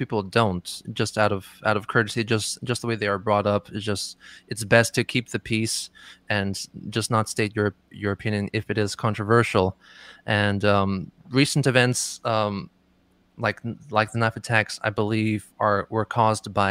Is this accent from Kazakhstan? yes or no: no; Dublin, Leinster, Ireland; moved away as an adult; also born or lived in Lithuania / Hokkaido, Japan; now in Tokyo, Japan; I was born in Lithuania, actually, and I spent most of my formative years in Dublin in Ireland